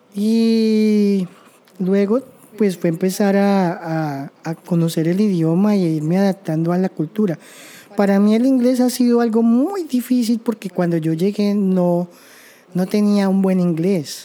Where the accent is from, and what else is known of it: Colombia; moved away as an adult; now in Canada